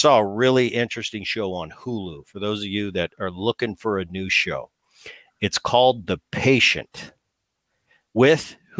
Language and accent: English; New Jersey, United States; And that's when I was growing up in Jersey